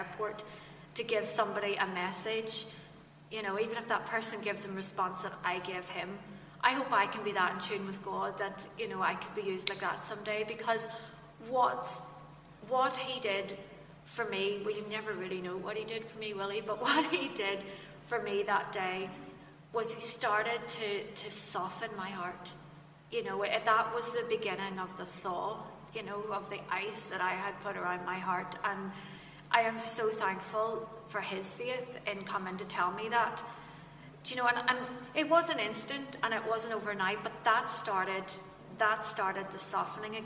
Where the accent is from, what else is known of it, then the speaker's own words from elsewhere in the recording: Fermanagh, Northern Ireland, United Kingdom; also born or lived in Kesh; I'm from Fermanagh, so you know, when you're down in the sticks